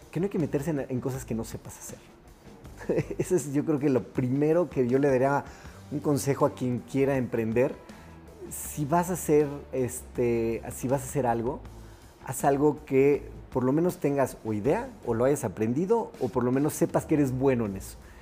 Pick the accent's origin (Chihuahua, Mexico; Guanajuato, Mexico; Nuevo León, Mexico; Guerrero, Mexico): Guanajuato, Mexico; Nosotros somos originarios de Guanajuato